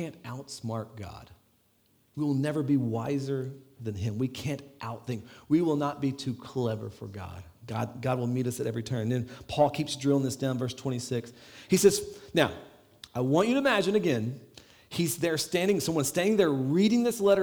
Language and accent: English; Las Vegas, Nevada, United States; now in Ireland; I'm from Las Vegas where it's like 110, and once it gets below 60, it's cold here.